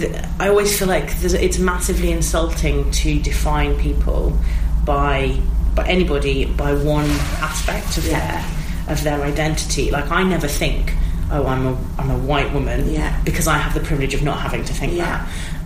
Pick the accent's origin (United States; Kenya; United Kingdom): United Kingdom; England; accent: Midlands; I'm from the Midlands.